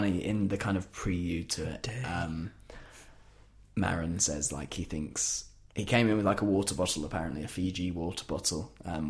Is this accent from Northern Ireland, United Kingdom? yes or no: no; Yorkshire and the Humber, United Kingdom; As a Yorkshireman